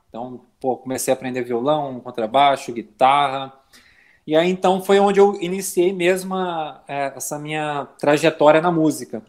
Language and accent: Portuguese; Belo Horizonte, Minas Gerais, Brazil; moved away as an adult; now in Florianópolis, Brazil; eu sou, sou mineiro de Belo Horizonte, atualmente eu moro em Florianópolis, já vão fazer 10 anos